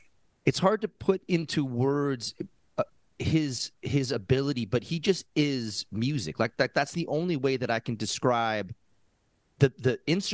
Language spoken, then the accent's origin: English; Massachusetts, United States; Now, I grew up in Massachusetts.